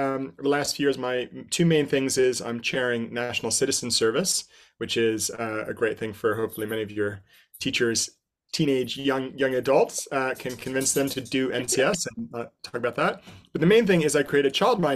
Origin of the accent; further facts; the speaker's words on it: Asbury Park, New Jersey, United States; moved away as an adult; also born or lived in Asia / Hawaii; now in London, United Kingdom; I'm originally American from Asbury Park, New Jersey, home of Bruce Springsteen